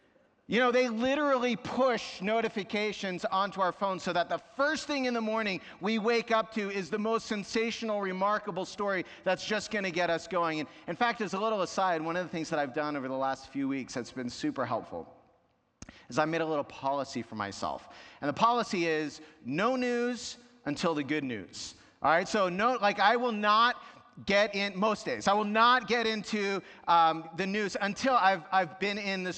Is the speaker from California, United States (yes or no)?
no; New York, United States; born there; I was born in New York, and though I didn't live there my whole life, there's something about traffic and driving that brings out my inner New Yorker.